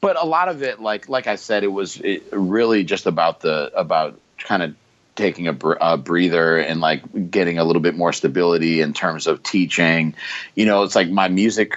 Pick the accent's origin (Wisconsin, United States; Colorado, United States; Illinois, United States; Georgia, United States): Wisconsin, United States; Racine; where I grew up in Racine, Wisconsin